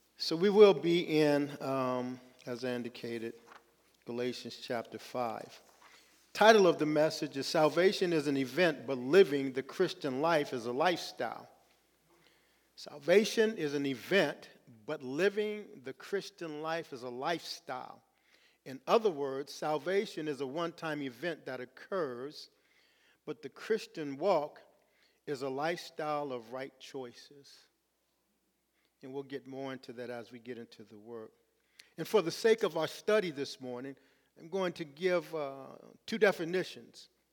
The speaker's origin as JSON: {"language": "English", "town": "Los Angeles", "region": "California", "country": "United States", "said": "I'm from Los Angeles"}